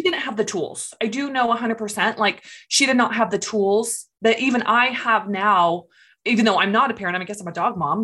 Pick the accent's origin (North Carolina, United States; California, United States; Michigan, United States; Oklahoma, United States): California, United States; moved away as an adult; So, I grew up in California. I lived there for about 23 years.